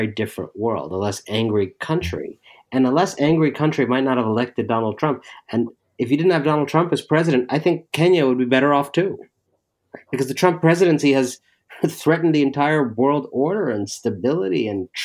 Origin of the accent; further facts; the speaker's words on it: Cleveland, Ohio, United States; I grew up in Cleveland, Ohio